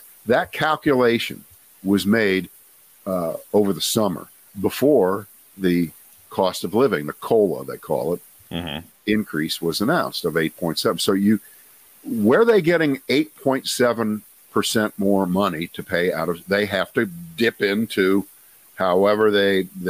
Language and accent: English; Columbus, Ohio, United States; moved away; I'm from Columbus, Ohio